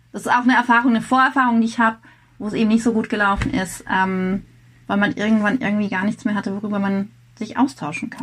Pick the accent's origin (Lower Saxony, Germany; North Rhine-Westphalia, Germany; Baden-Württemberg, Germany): Baden-Württemberg, Germany; Rheinfelden; also born or lived in Grenzach-Wyhlen; ich komme hier aus, äh, aus dem Südwesten bin in Rheinfelden geboren und habe es zwei Dörfer weiter geschafft bis nach Grenzachwil.